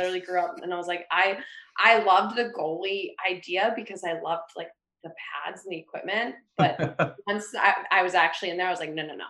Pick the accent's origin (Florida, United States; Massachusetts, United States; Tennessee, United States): Massachusetts, United States; Acton; also born or lived in Dedham / Somerville; I'm from Acton. So I'm actually outside Boston, but I went to Nobles in Dedham. And right now I'm in Somerville.